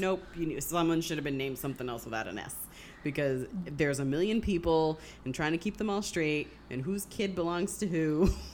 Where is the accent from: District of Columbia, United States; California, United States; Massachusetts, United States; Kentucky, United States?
Massachusetts, United States; Springfield; moved away; I grew up mostly in Springfield, Massachusetts, which was it's a, it's a decent sized city.